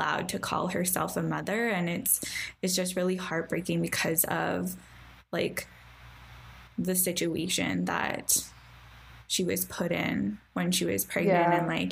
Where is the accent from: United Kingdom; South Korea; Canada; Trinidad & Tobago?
Canada; you and I both like being Canadian